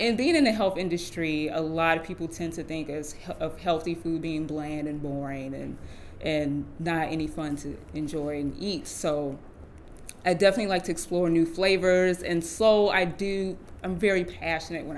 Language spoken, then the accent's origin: English; Gary, Indiana, United States; moved away as an adult; now in Baltimore, United States; I'm actually originally from Gary, Indiana. I'm a Midwest girl at heart. I've been in Baltimore for about 5 years now.